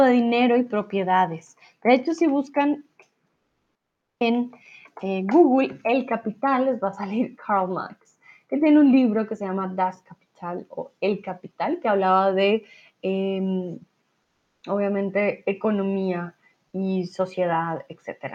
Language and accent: Spanish; Colombia; yo soy de Colombia, si hablamos de la capital de mi país, estamos hablando de Bogotá